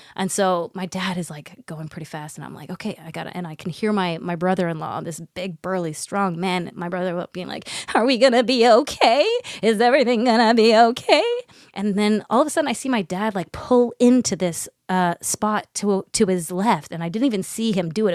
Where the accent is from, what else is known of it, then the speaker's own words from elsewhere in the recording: Botswana; We're from Botswana